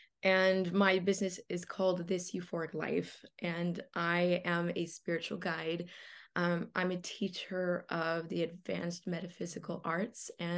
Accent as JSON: {"language": "English", "town": "Los Angeles", "region": "California", "country": "United States", "tie": "born there", "said": "So, you know, I was born in Los Angeles, like very normal, very like ordinary circumstances."}